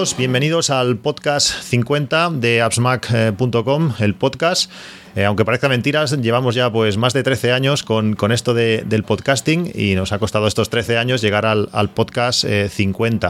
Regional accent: Catalonia, Spain; los que somos de Cataluña

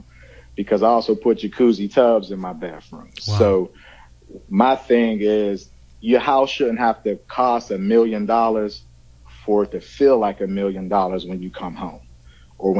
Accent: Pittsburgh, Pennsylvania, United States; from Pittsburgh, Pennsylvania

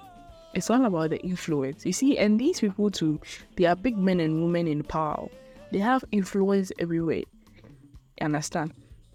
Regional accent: Ghana; Already in our genetics, before you are even born as a Ghanaian, you know that in our political system is two parties.

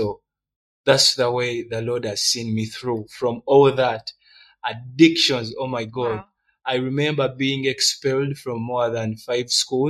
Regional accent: Uganda; also born or lived in Rwanda; I'm Rwandan. I'm Ugandan.

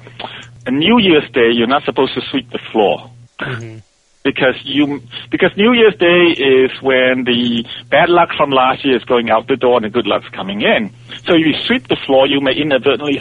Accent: Malaysia; also born or lived in Hong Kong; now in United States; I was raised in I was born in Hong Kong, and our family moved to Borneo when I was about 3 or 4 years old

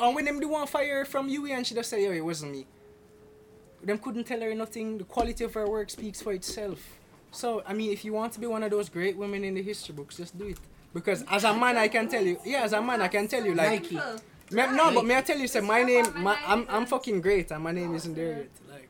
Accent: Florida, United States; I was raised in Florida.

